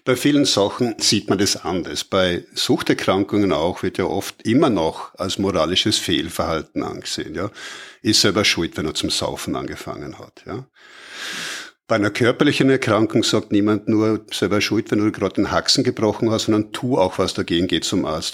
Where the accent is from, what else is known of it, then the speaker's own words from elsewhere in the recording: Austria; wir in Österreich